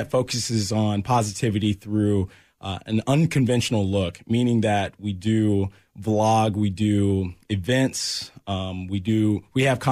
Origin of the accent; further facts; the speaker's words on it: Olathe, Kansas, United States; also born or lived in Florida; born at KU Med, raised in Olathe